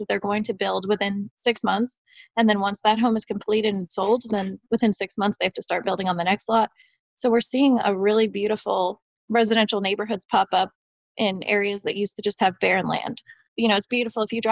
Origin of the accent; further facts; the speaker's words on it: New York, United States; moved away as an adult; also born or lived in New Orleans, Louisiana; now in Louisiana, United States; I'm originally from New York